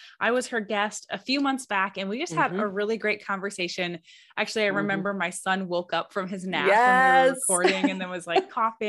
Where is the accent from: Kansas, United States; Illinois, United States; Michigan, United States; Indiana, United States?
Michigan, United States; moved away as an adult; now in Alaska, United States; I was born and raised in Michigan for, I've been in Alaska now officially more than half of my life, but, my roots are still there.